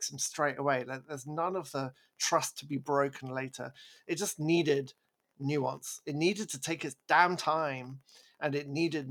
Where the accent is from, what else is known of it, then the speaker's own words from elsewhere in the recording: England, United Kingdom; I'm English